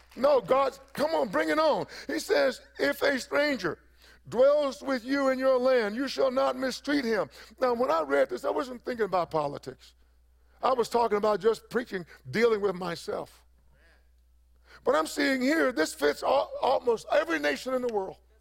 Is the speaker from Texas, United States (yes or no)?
yes; East Texas, United States; I come from East Texas